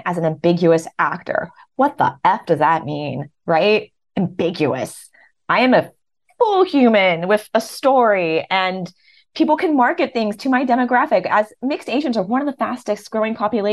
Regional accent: Los Angeles, California, United States; now in New York City, United States; I grew up in Los Angeles and I was a child actor

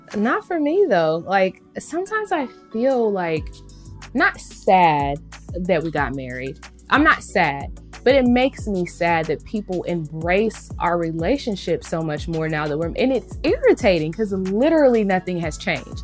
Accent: United States; growing up in America

